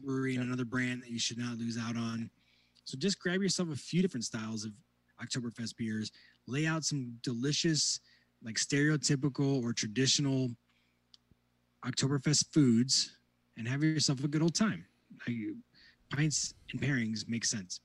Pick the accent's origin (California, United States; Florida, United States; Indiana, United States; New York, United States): Indiana, United States; northwest; I grew up in the northwest corner, closer to Lake Michigan